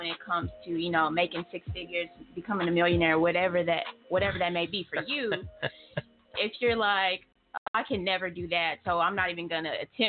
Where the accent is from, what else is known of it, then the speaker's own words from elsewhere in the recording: Tulsa, Oklahoma, United States; I'm from Tulsa, born and raised here. Went to Booker T. After Booker T, then I went to OSU. Got my bachelor's from there.